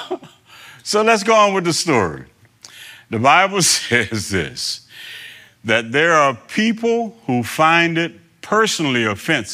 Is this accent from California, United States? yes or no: no; New Bern, North Carolina, United States; I was born here in New Bern, two blocks down the street here